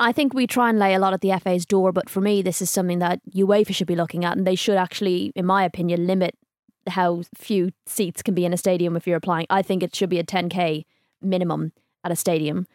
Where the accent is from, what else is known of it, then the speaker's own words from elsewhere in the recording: Ireland; I'm from Ireland